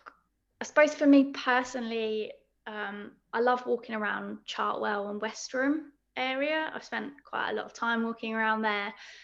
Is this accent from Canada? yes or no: no; Crystal Palace, London, United Kingdom; Because I'm actually from Crystal Palace, so the Crystal Palace walks are my favourite local walks as well to do, because I can walk to Dulwich and I can also walk to Forest Hill and Sydenham